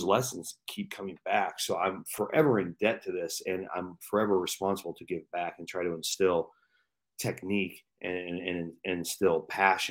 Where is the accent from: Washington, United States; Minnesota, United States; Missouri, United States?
Washington, United States; I'm from Washington State